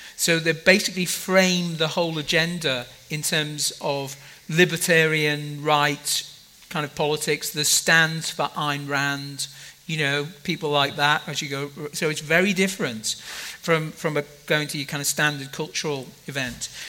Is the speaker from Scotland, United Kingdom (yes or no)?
no; Liverpool, North West England, United Kingdom; I'm from Liverpool in, in the UK.